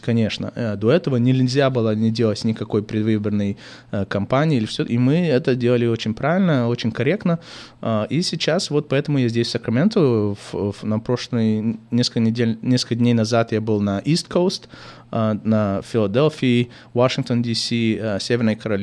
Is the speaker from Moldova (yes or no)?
yes; Chișinău, Moldova; first language Russian; now in United States; родился в Кишиневе и учился в лицей с французским профилем